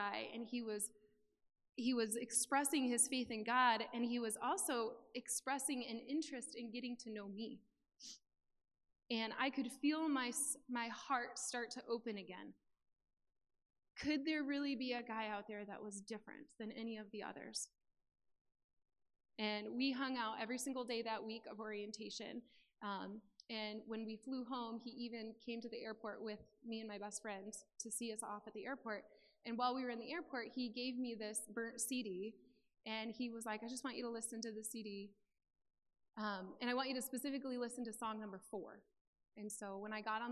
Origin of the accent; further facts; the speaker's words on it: Mount Pleasant, Michigan, United States; moved away as an adult; also born or lived in San Diego, California; we moved from Mount Pleasant, Michigan to San Diego, California